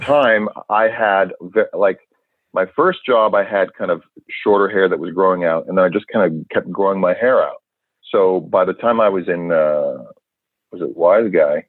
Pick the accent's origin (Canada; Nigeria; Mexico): Canada; Vancouver, British Columbia; born in Vancouver, Canada, and uh, I'd wanted to be an actor since I was a young kid